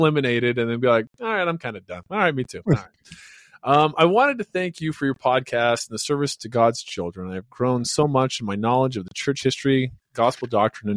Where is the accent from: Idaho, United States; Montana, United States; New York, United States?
Idaho, United States; Western; Growing up in Western Idaho